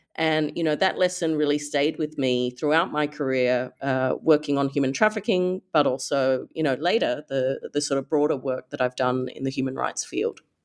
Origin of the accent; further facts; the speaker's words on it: Perth, Western Australia, Australia; as an Australian growing up, you know, in Perth, Western Australia